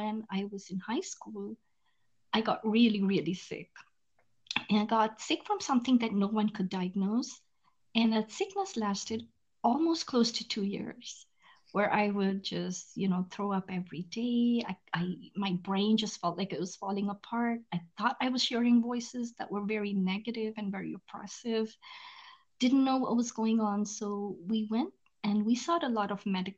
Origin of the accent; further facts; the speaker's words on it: India; moved away as an adult; now in United States; I was born and raised in India. I moved to the US when I was 19 years old